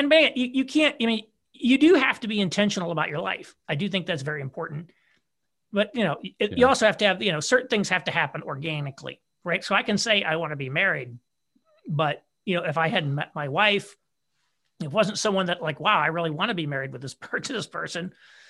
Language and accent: English; Indiana, United States; So my wife and I are both from Indiana originally.